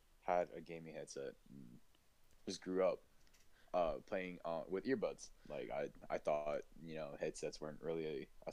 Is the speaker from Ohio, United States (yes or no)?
no; Wisconsin, United States; I was born and raised in Wisconsin